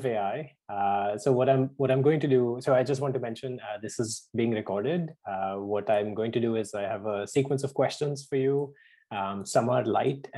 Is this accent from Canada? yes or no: no; India; moved away; growing up in India